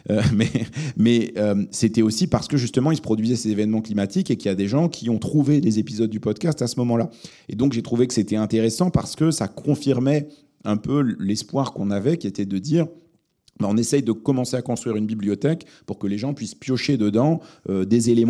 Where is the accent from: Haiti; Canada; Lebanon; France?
Lebanon; born there; parce que je suis né au Liban, mais je, parle très mal l'arabe.